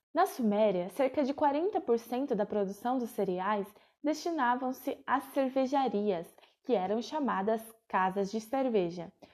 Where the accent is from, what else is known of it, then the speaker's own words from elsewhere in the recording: Itapetininga, São Paulo, Brazil; also born or lived in São Carlos; now in Sorocaba, Brazil; Atualmente eu moro em Sorocaba, mas nasci em Tapetininga, interior do estado de São Paulo